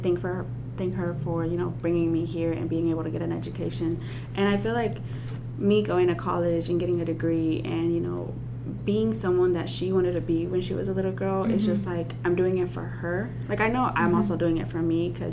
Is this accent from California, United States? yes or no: no; Russellville, Arkansas, United States; also born or lived in Guerrero, Mexico; I'm from Russellville